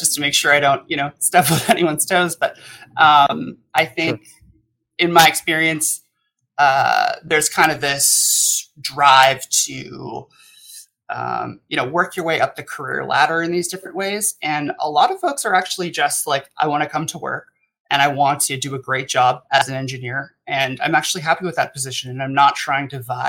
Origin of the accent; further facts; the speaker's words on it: United States; as an American myself